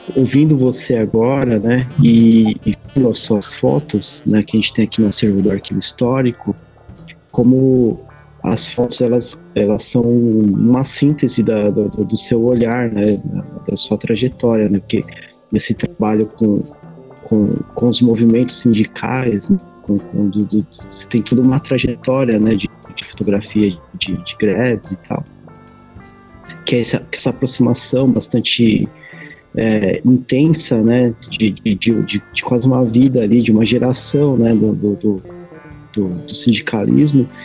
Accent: Santo André, São Paulo, Brazil; eu sou de Santo André.

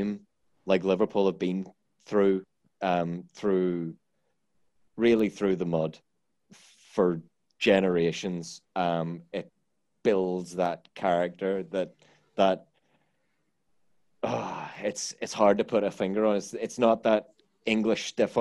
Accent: Ireland; I'm Irish

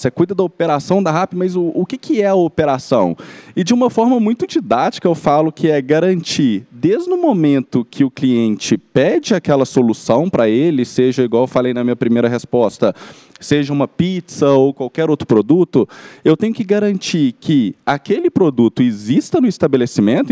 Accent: Belo Horizonte, Minas Gerais, Brazil; accent: mineiro; moved away as an adult; now in São Paulo, Brazil; vocês já devem ter reparado também pelo meu, pelo meu sotaque, eu sou, sou mineiro, sou de BH

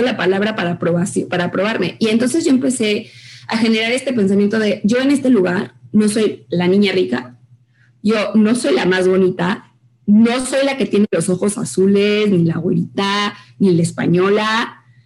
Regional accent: Mexico; como mexicanos

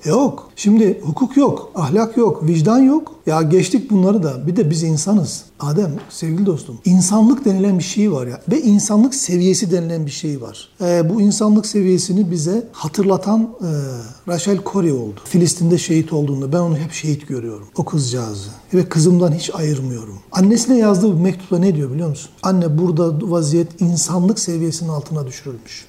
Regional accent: Black Sea region, Trabzon, Turkey; also born or lived in Istanbul; now in Ankara, Turkey; biz Karadenizliyiz neticede bizim şey parlama noktamız, kaynama noktamız çok düşük

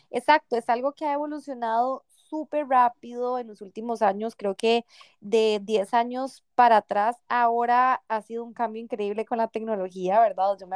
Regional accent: Paraguay; soy de Paraguay y yo en Barcelona

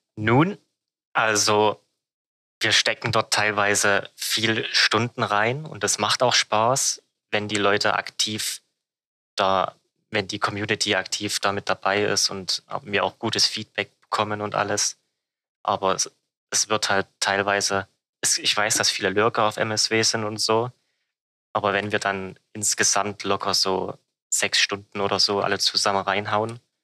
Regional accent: Germany; als Deutscher

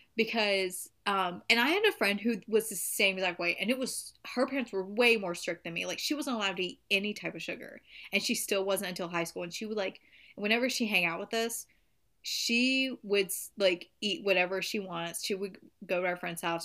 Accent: the South, Southern United States, United States; accent: country, Southern; My country accent coming out. I can't help it. I'm a Southern queen.

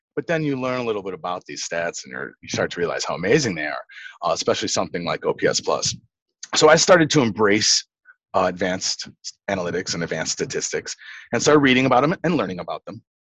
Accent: Chicago, Illinois, United States; I'm from Chicago.

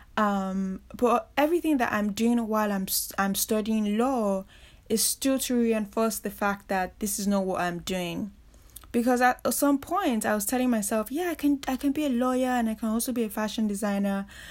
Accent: Nigeria; moved away as an adult; also born or lived in Reading, England; I grew up in Nigeria, and that is where I spent most of, you know, my childhood, teenage years growing up

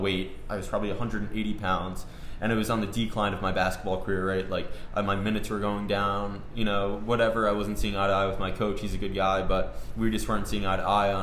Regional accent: Westchester, New York, United States; I grew up in Westchester

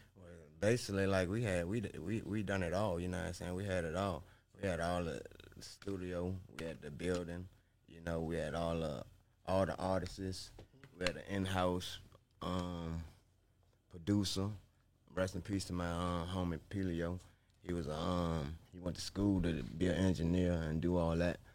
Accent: Nottoway, Virginia, United States; I'm from Virginia, Nottoway, Virginia, man. The four three four

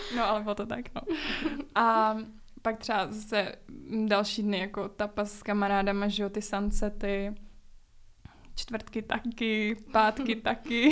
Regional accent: Prague, Czechia; Z Prahy. No to já taky

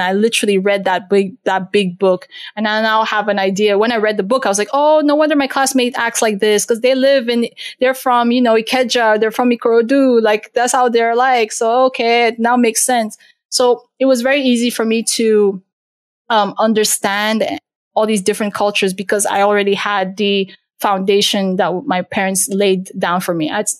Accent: Turkey; born there; I was born in Turkey. So like I had a lot of, you know, Turkish, Middle Eastern influence as well.

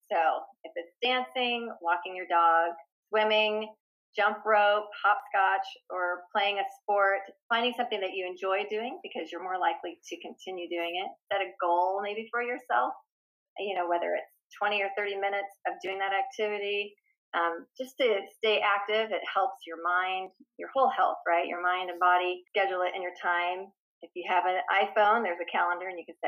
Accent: Stockton, California, United States; moved away as an adult; also born or lived in Washington / Nevada / Tennessee / North Carolina; I was born and raised in Stockton, California

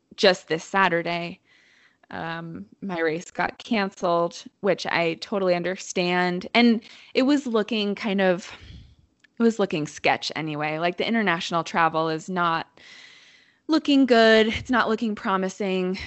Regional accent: Bend, Oregon, United States; I grew up in Bend, so I've seen it grow a lot

